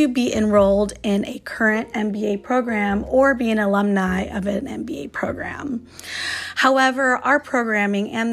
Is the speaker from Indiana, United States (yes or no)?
no; Chicago, Illinois, United States; now in San Francisco, United States; I grew up in Chicago